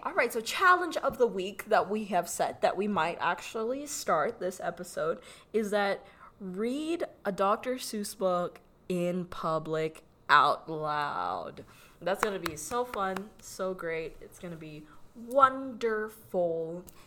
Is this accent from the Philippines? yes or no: yes; Philippines; accent: Filipino; moved away; I was born in the Philippines and I had a Filipino accent for the majority of my life. I still kind of do with certain words.